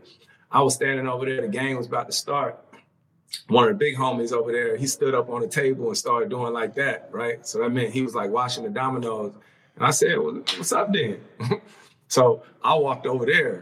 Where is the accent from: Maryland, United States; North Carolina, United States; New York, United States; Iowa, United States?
North Carolina, United States; Winston-Salem; I'm born and raised in Winston-Salem